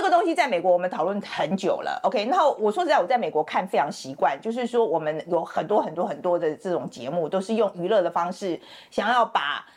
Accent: Taiwan; moved away as an adult; now in United States; 我是台湾人，我有，我是双重国籍，我是，我有台湾国籍，然后我是二十几岁去了美国念书

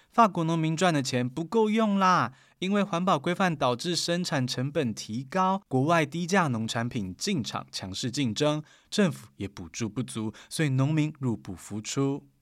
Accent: Taiwan; 我们台湾人很有感哦

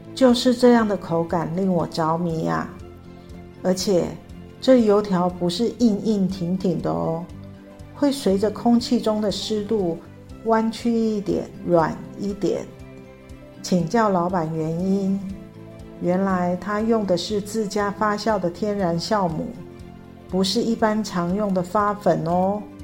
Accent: northern Taiwan, Taiwan; moved away as an adult; now in Tainan, Taiwan; 我是北部长大的孩子

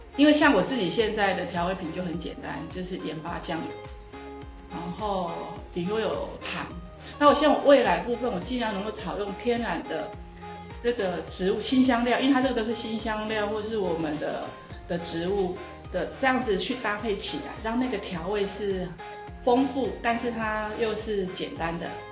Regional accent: Changhua County, Taiwan; moved away as an adult; also born or lived in Tainan; now in Luye, Taitung, Taiwan; 我是出，在彰化出生，我家从小我们就是经营绵米厂，所以我是在米， 米队里面长大的

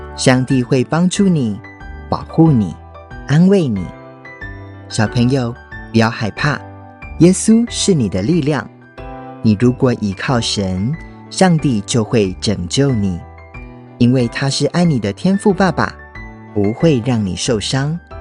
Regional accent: United States; moved away; also born or lived in Taiwan; 小时候在美国长大，邻居的小朋友都是美国人或是墨西哥人，就只有我一个台湾的小孩

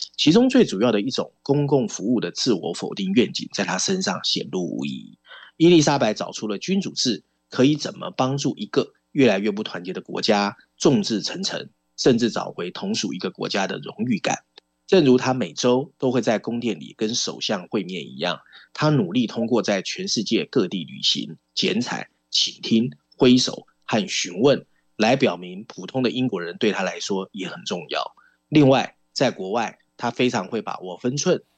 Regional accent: Taiwan; 尤其对我们台湾人来说，可以趁这个文章了解一下英国的实际政治状况啊。

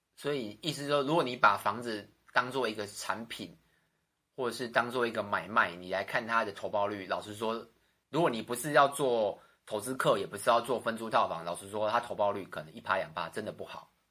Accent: Xinzhuang, New Taipei, Taiwan; 我从小出生在新庄，然后家人朋友几乎都在新庄

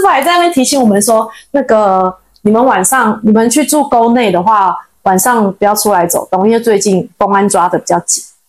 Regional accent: Taiwan; accent: Taiwanese accent; 我是台湾人

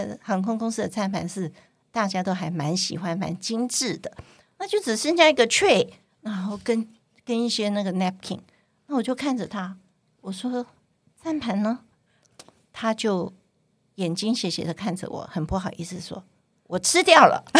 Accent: Guangdong, China; 因为我是我是广东人嘛，所以我有很多亲戚都还在香港，像表姐啊那些。

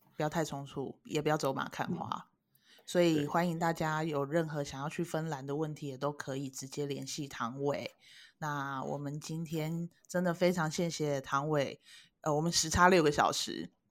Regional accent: Taiwan; 跟卖给我们台湾人的行程其实不大一样

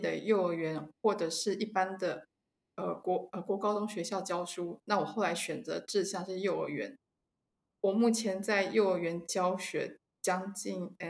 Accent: Taiwan; moved away as an adult; now in Sweden; 呃，我是台湾人，我在二零一四年的时候从台湾搬到瑞典。

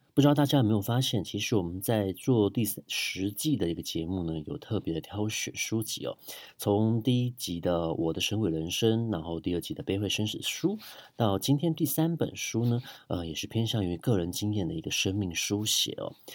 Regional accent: Taipei, Taiwan; 我从小就生活在很多庙宇的 环境里面哦，呃，从大同区出生的

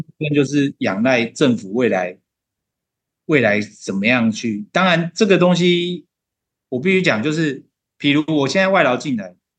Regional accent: Taiwan; 我们台湾人

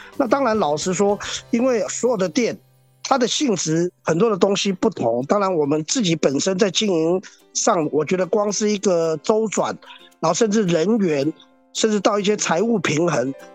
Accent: Taiwan; also born or lived in Hong Kong (father's origin); 其实我也是台湾人，而且我在台湾当了两年兵，还是空降特种部队。哦，那我也在台湾念书

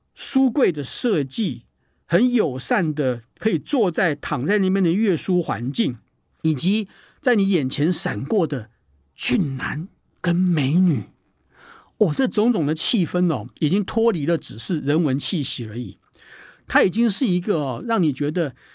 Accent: Taiwan; 我们台湾人

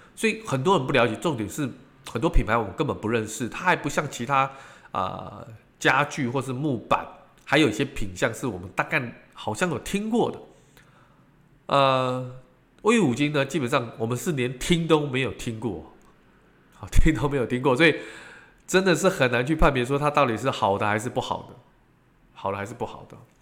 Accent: Taiwan; 我们这个，呃，台湾人

